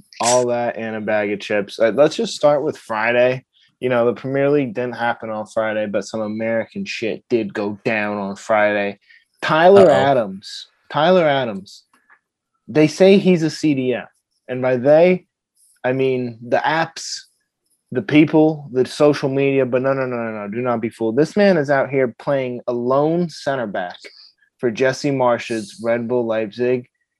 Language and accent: English; Jamaica; I'm Jamaican.